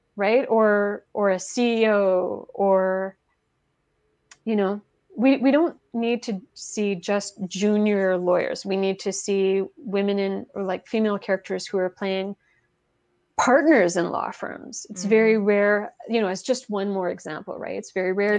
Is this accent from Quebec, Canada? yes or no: yes; Quebec, Canada; first language French; English is a second language; moved away; i'm from quebec originally